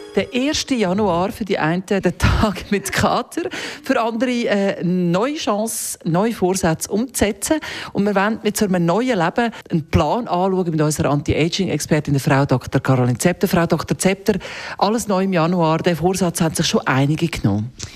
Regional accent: Zurich, Switzerland; als Zürcher

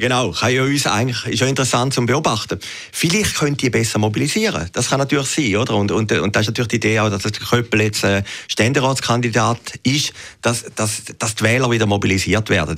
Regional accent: Weinland, Zurich, Switzerland; ich bin im Wieland aufgewachsen

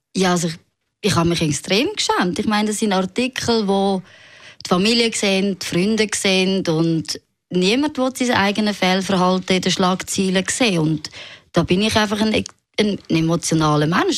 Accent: Zurich, Switzerland; ich bin im Seefeld aufgewachsen, meine Eltern sind aus dem Elsass

